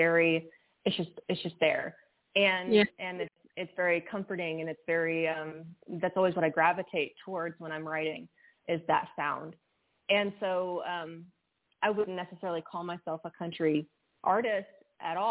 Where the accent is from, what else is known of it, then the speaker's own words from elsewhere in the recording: West Texas, United States; I'm from West Texas. I'm born and raised West Texas girl